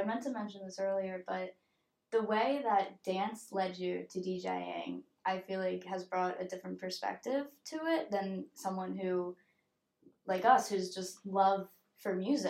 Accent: Philadelphia suburbs, Pennsylvania, United States; We're Philly suburban kids.

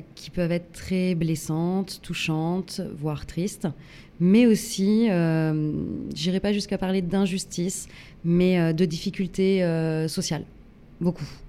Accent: Grenoble, Auvergne-Rhône-Alpes, France; je, je viens de Grenoble

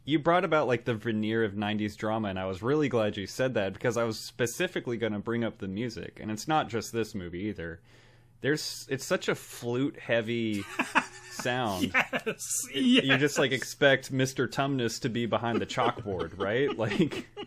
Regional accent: Queens, New York, United States; No, I'm from Queens. I do things differently. I'm from this area of New York.

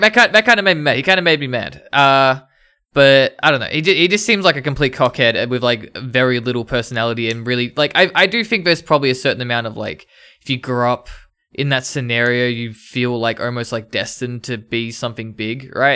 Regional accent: Ringwood, Victoria, Australia; I grew up in Ringwood.

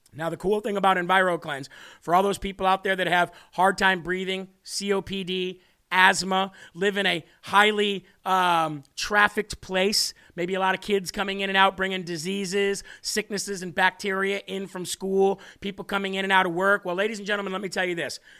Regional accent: United States; as an American

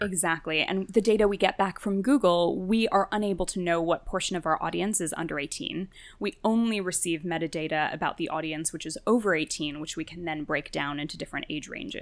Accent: New Jersey, United States; also born or lived in Sweden; I grew up in New Jersey, the, the kid of Indian immigrants

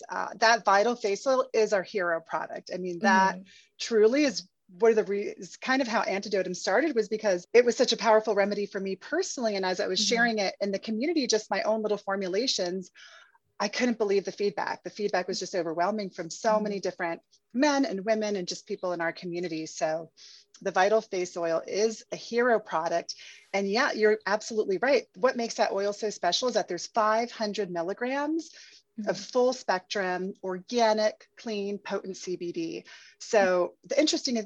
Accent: Puerto Rico; moved away; also born or lived in Paris; I'm originally from Puerto Rico, and I spent my formative years in Puerto Rico

